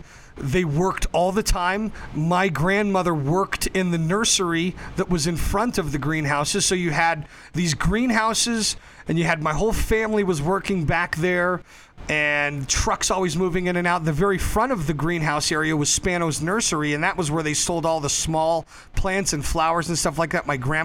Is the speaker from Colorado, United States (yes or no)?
yes; Denver, Colorado, United States; also born or lived in Berlin; I was born in Berlin, actually, because my dad was stationed there. But I'm from a Colorado family, a family of, you know, North Denver Italians.